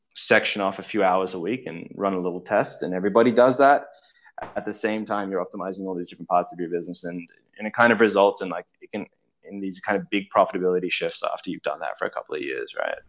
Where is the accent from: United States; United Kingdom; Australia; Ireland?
Australia; I'm from Australia, and growing up in Australia